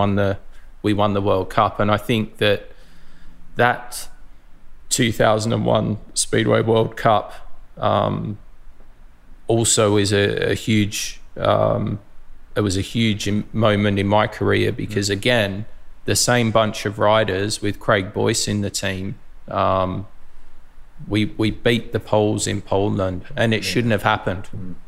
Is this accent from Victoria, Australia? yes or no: yes; Mildura, Victoria, Australia; So Lee, Jason and myself were all grew up in Mildura. We're all from Mildura.